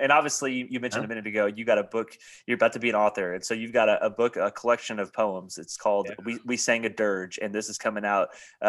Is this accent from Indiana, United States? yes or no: yes; Indiana, United States; I'm from Indiana